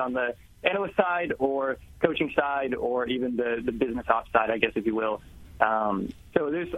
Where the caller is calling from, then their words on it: New Brunswick, New Jersey, United States; I'm here in New Jersey, right outside New Brunswick.